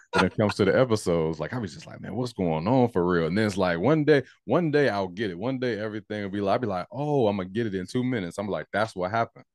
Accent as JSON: {"language": "English", "region": "North Carolina", "country": "United States", "said": "I'm from North Carolina"}